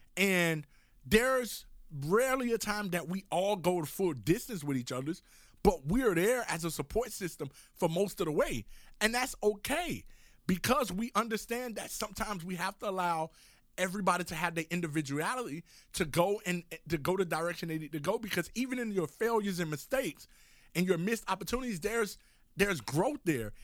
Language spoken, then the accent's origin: English; Miami, Florida, United States; moved away as an adult; also born or lived in Oklahoma City; growing up in Miami, Florida, I'm going off to college, living in Oklahoma City